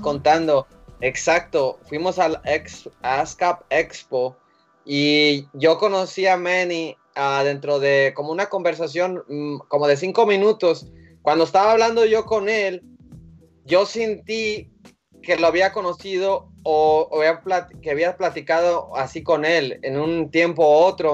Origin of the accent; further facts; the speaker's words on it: Mexico; somos mexicanos y, latinos